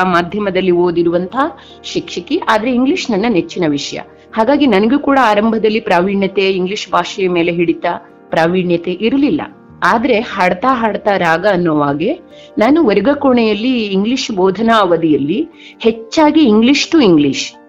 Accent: Karnataka, India; ನಮ್ಮದೇ ತಾಲೂಕಿನ Gundubala number one ಶಾಲೆಗೆ ಆಯ್ಕೆಯಾದಾಗ

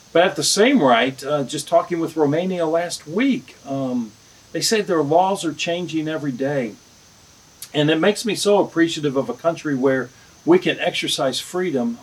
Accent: the South, United States; I'm from the South

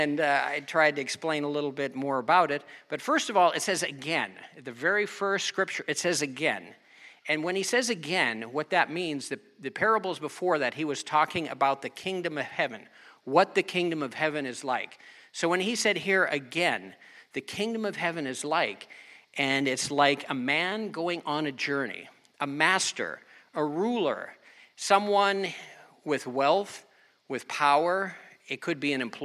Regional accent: United States; also born or lived in Germany; I'm American

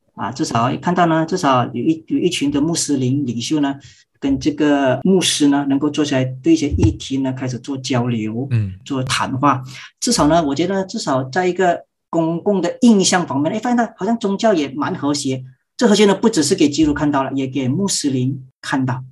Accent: Malaysia; 我是马来西亚人，是在马来西亚神学院教书，本身呢是长老会的牧师

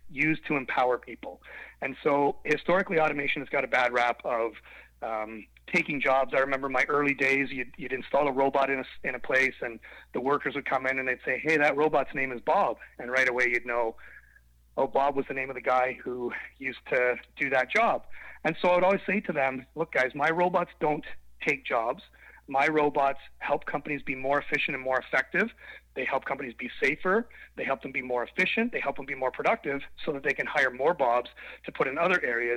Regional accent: southwestern Ontario, Canada; I'm a Canadian, grew up in southwestern Ontario on a small farm

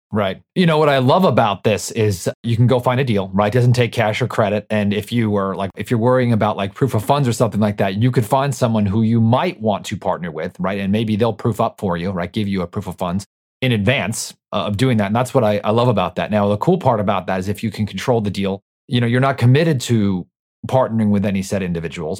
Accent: New York, United States; I'm from New York

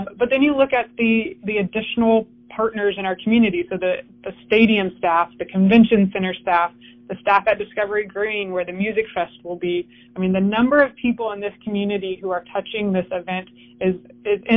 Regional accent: California, United States; moved away as an adult; also born or lived in Colorado Springs / Northern Colorado; now in Houston, United States; I grew up in California

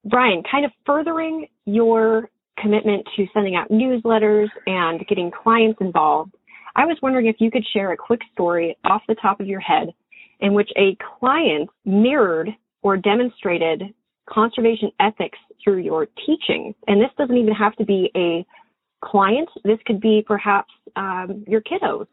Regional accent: Montana, United States; I admittedly am born and raised in Montana

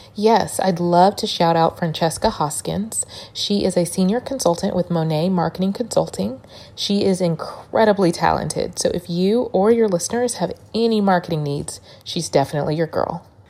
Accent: Dallas, Texas, United States; moved away as an adult; also born or lived in Louisiana; when I moved back home to Dallas from Louisiana

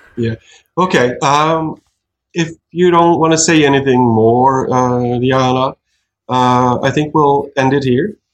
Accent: Norway; I'm a pirate from Norway

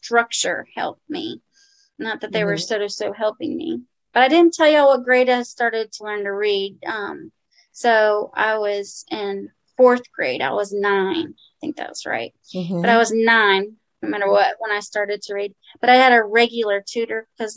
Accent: New Orleans, Louisiana, United States; now in Birmingham, United States; I presently live in Birmingham, Alabama, but I grew up in New Orleans, Louisiana

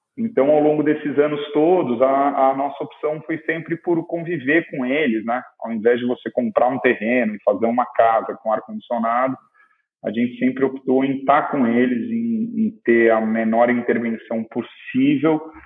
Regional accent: Ubatuba, São Paulo, Brazil; now in Ilhabela, Brazil; eu cresci em Ubatuba

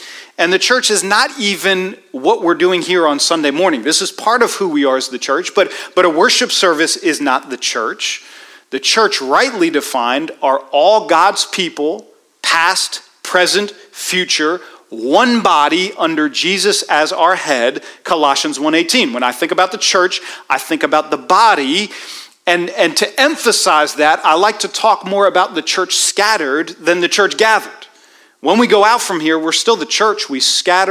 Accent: Washington, District of Columbia, United States; I grew up in Washington, D.C.

